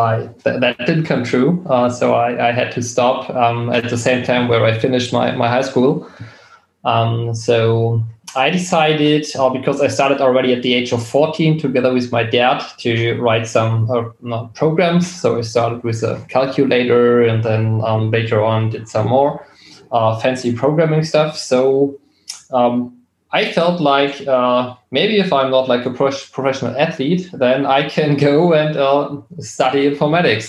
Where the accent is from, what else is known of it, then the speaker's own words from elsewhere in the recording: Berlin, Germany; I was born and raised in Berlin